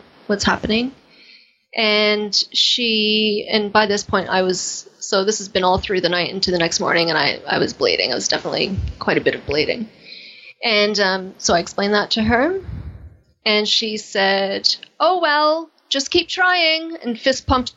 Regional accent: Canada; accent: Canadian; moved away; my Canadian accent

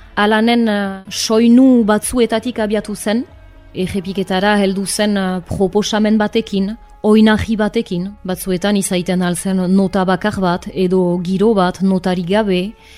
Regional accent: Arbonne, Nouvelle-Aquitaine, France; Arbonakoa naiz jatorriz, bai honan sortua

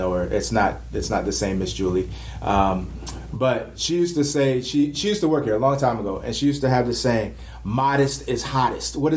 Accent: Florida, United States; I was born in Florida.

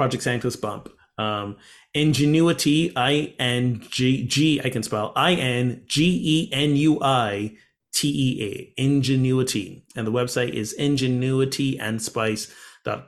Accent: Barbados; moved away; one of the neighboring islands where I grew up from, Barbados

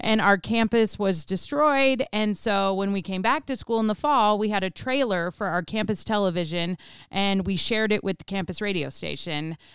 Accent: Colorado, United States; grew up in Colorado

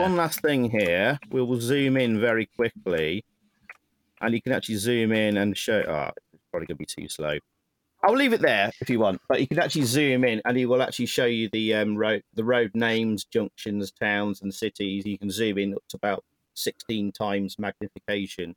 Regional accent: Nottingham, East Midlands, United Kingdom; Nottingham, my hometown

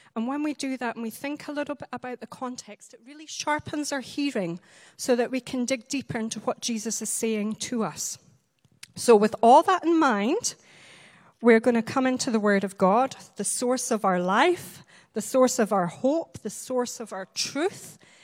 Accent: Highlands of Scotland, United Kingdom; I'm a Highland lass. I'm from the Highlands of Scotland.

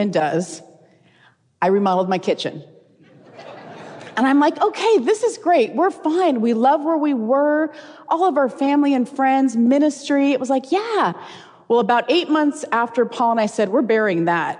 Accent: California, United States; moved away as an adult; now in Tennessee, United States; We're originally from California. Matter of fact, we're fourth generation Californians

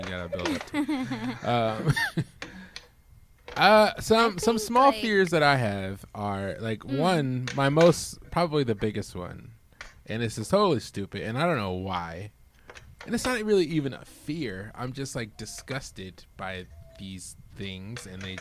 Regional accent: Midwest, United States; now in Arizona, United States; growing up in the Midwest

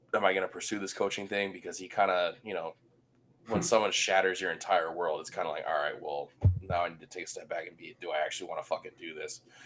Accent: Oahu, Hawaii, United States; born and raised on Oahu, Hawaii

